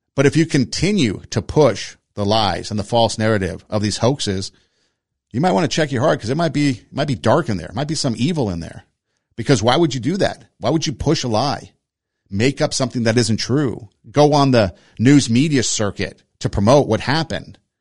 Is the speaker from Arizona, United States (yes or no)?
no; Los Angeles, California, United States; growing up in Los Angeles, you know, the Mexican culture was pretty affluent in my neighborhood